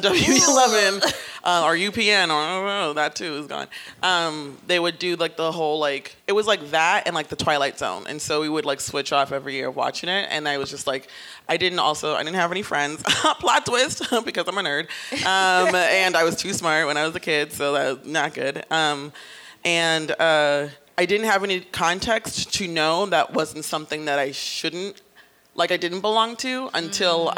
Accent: New York City, New York, United States; I'm from the Bronx

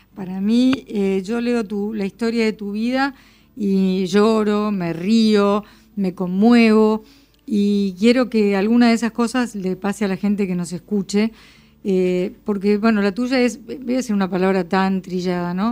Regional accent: Buenos Aires, Argentina; no voy a decir argentino, pero por lo menos porteño, y yo soy muy porteña

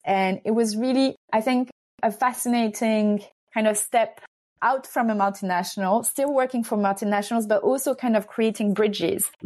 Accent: France; also born or lived in Hungary; I'm Hungarian. Um, but I'm also French. I grew up in France.

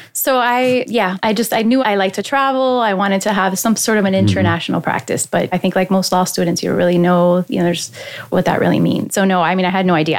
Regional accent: Miami, Florida, United States; also born or lived in Hialeah, Florida / Massachusetts; I was born in Miami, and my parents lived in Hialeah at the mm-hmm. time. And then I moved to Westchester, so close to FIU. So I grew up close to FIU

